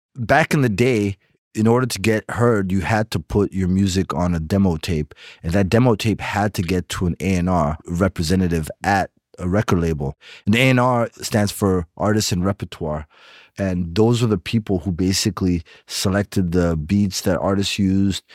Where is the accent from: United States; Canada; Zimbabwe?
Zimbabwe; moved away; also born or lived in Rwanda / Bulawayo, Zimbabwe; I'm from Rwanda, but I grew up in Zimbabwe